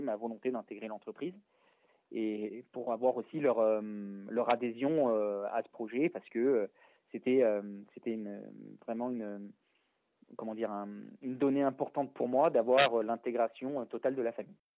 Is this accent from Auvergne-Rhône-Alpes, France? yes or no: yes; Valence, Auvergne-Rhône-Alpes, France; je suis né à Valence euh, dans la Drôme